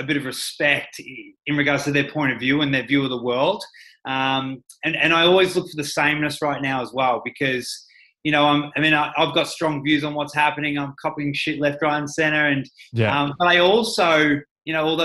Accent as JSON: {"language": "English", "town": "Ballarat", "region": "Victoria", "country": "Australia", "tie": "born or raised there", "said": "I grew up in Ballarat, small town"}